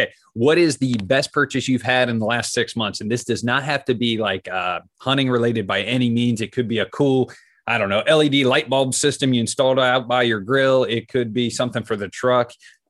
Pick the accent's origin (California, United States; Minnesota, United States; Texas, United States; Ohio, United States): Ohio, United States; Columbus; I'm from Columbus. I live in the heart of Buckeye country.